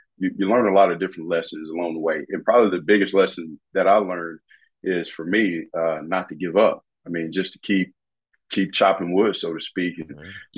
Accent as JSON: {"language": "English", "town": "Gluckstadt", "region": "Mississippi", "country": "United States", "tie": "born or raised there", "said": "I grew up in Mississippi in a small town called Gluckstadt, Mississippi."}